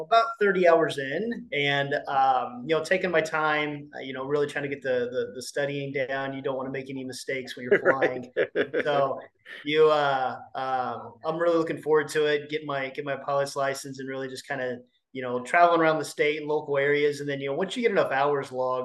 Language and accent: English; Connersville, Indiana, United States; I'm from East Central Indiana. I was born in Connersville, and still here today.